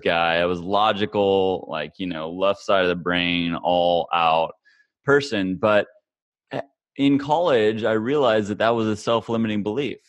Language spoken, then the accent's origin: English; Kansas, United States; I grew up in Kansas, of all places, the middle of America